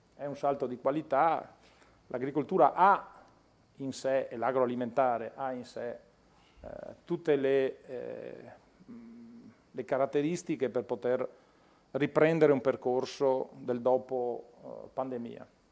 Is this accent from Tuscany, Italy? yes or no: no; Veneto, Italy; Io vengo dal Veneto